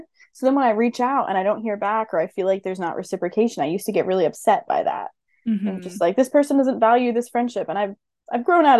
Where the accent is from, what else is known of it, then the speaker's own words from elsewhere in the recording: East Coast, United States; moved away as an adult; I'm from the East Coast, and then I moved to California for graduate school, and that was a bold choice.